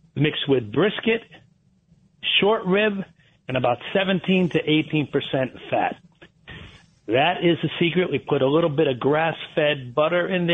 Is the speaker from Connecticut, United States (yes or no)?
yes; Trumbull, Connecticut, United States; I was raised in Trumbull, Connecticut